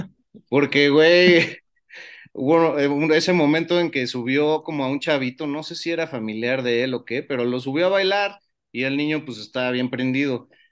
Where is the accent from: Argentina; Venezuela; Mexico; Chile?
Mexico